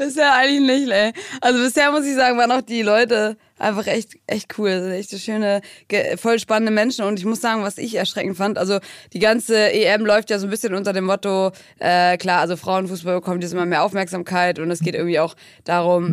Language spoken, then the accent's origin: German; Brighton, South East England, United Kingdom; moved away; in Brighton, in meiner Heimatstadt